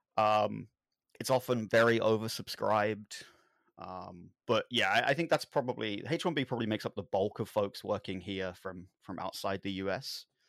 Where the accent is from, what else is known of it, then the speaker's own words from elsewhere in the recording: London, United Kingdom; I grew up in London.